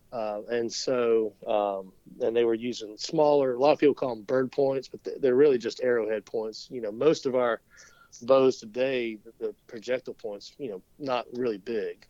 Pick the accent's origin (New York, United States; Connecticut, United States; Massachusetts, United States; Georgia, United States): Georgia, United States; Lake Lanier; I grew up on the Chattahoochee around uh, Lake Lanier, above, below Lake Lanier. I grew up uh, paddling the Etowah